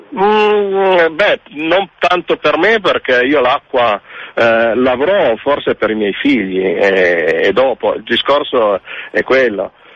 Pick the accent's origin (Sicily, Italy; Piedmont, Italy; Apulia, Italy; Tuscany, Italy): Piedmont, Italy; Turin; now in French Alps, France; io sono torinese